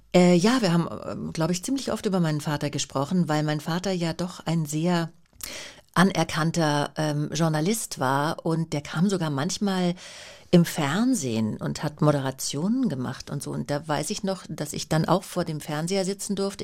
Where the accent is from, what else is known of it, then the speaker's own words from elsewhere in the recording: Vaihingen an der Enz, Baden-Württemberg, Germany; also born or lived in Schlehdorf, Upper Bavaria; Feingen an der Enz. Ähm, also da bin ich mit meiner Mutter sofort nach der Geburt äh, hingezogen